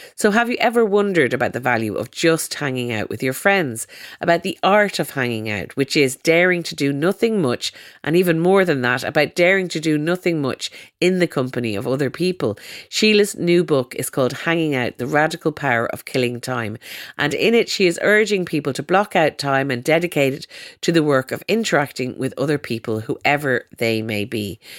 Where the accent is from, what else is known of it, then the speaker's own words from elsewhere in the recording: Ireland; I'm from Ireland